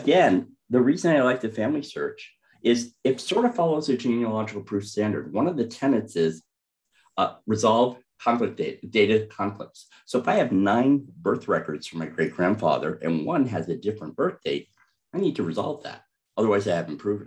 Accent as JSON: {"language": "English", "area": "Sullivan County", "region": "New York", "country": "United States", "tie": "born or raised there", "said": "I grew up in Sullivan County, New York, up in the Borscht Belt. I'm a native."}